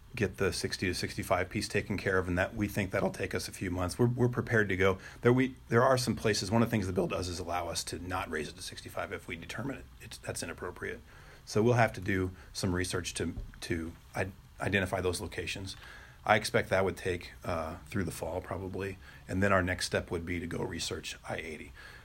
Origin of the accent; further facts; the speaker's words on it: Kansas, United States; now in Nebraska, United States; I came from Kansas. We've got a few of them there.